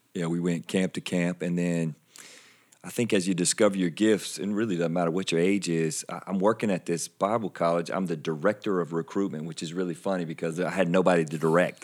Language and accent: English; Anderson, South Carolina, United States; also born or lived in Iowa; Most people can tell by my accent that I'm from, uh, South Carolina, grew up in Anderson